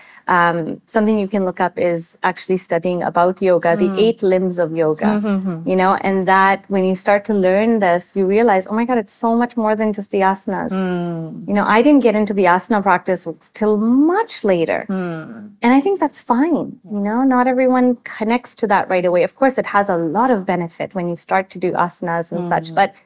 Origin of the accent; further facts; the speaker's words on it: India; me as an Indian